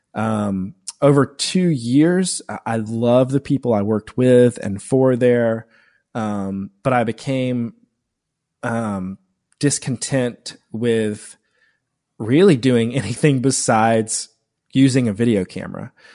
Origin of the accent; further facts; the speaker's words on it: Woodruff, South Carolina, United States; now in Greenville, United States; I grew up in Woodruff, South Carolina